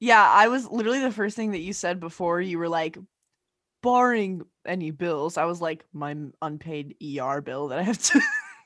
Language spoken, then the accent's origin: English; Arizona, United States; born or raised there; moved away